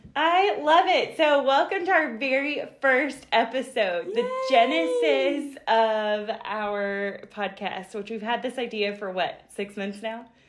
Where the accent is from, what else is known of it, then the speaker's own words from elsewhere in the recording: Western North Carolina, United States; I'm born and raised in Western North Carolina